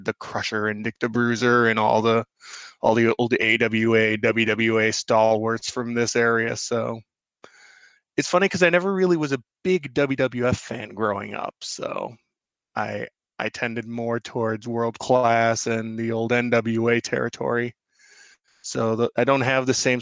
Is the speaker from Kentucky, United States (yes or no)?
no; Chicago, Illinois, United States; I grew up and live in Chicago